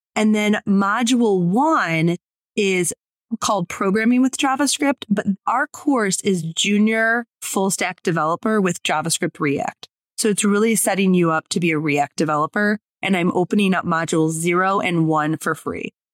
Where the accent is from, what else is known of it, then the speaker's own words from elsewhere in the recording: Detroit, Michigan, United States; I'm from Detroit